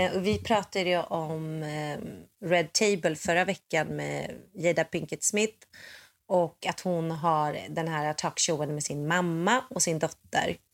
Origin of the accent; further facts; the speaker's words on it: Sweden; now in United States; jag är ju svensk